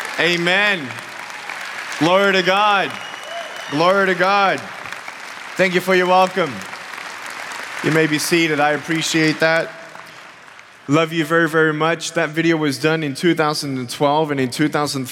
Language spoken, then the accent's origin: English; Australia; moved away; I'm originally from Australia, and I have an amazing family